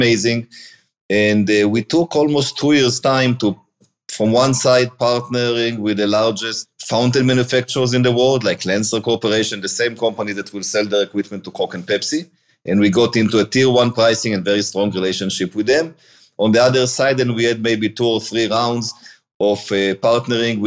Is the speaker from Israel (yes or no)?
yes; Israel; moved away as an adult; now in Cleveland, United States; born in Israel. I moved to the US in 2011